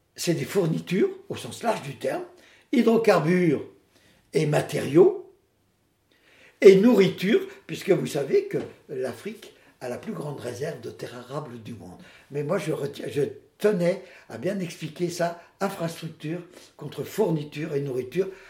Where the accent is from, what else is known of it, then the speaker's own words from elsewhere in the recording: Poitiers, Nouvelle-Aquitaine, France; je viens de Poitiers